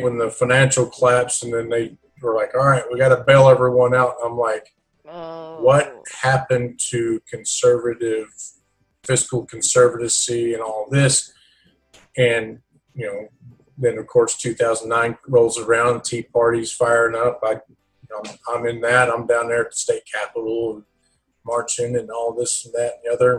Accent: Oklahoma, United States; I was born and raised Republican here in Oklahoma

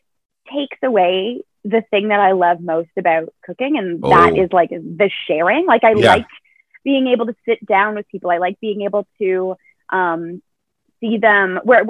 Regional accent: Pickering, Ontario, Canada; I went to high school in Pickering. I grew up in Pickering.

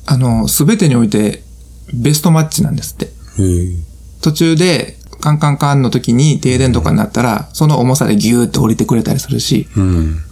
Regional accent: Kansai, Japan; accent: Kansai dialect; 関西弁が出てまう

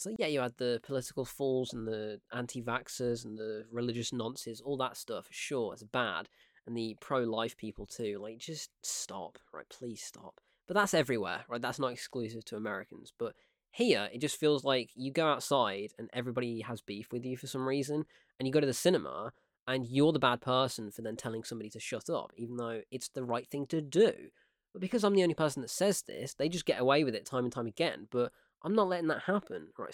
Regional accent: United Kingdom; born or raised there

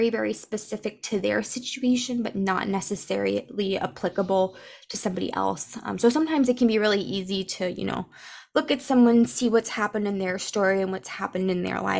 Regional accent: East Coast, United States; I was born in the East Coast

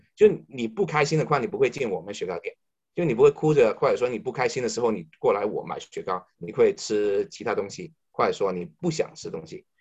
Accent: China; moved away as an adult; now in Canada; 我们中国人强大了

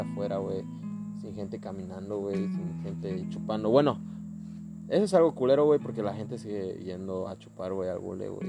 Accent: Chetumal, Quintana Roo, Mexico; somos de Chetumal, Quintana Roo

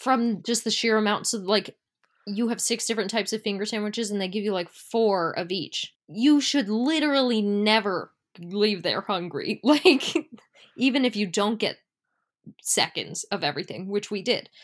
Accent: United States; we are American

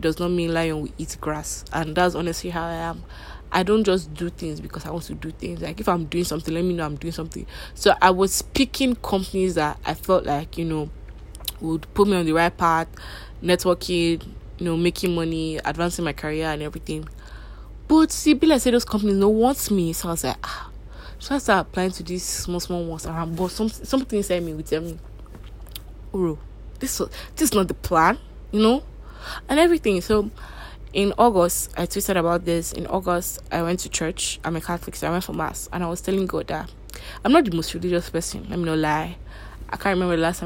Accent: Nigeria; growing up in Nigeria

